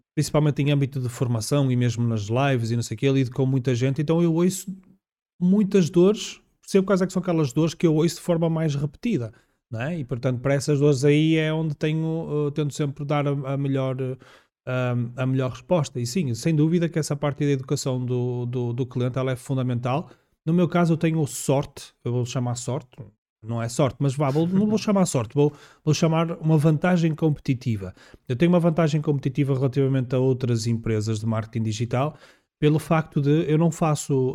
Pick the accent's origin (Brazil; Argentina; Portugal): Portugal; Minho; Região do Minho, uh, porque eu sou minhoto.